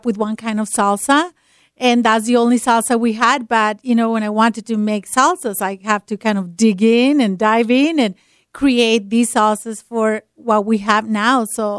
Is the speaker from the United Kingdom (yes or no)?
no; Mexico; now in Utah, United States; in my culture, you know, I'm from Mexico